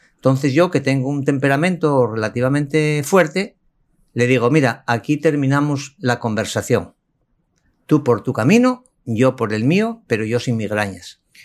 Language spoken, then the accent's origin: Spanish; Asturias, Spain; español y concretamente de Asturias, región del norte de España. Yo me formé en Asturias mi bachillerato, mi infancia